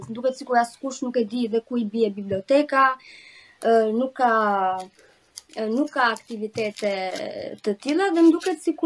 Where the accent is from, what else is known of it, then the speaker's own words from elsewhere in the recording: Elbasan, Elbasan County, Albania; Unë jam nga Elbasani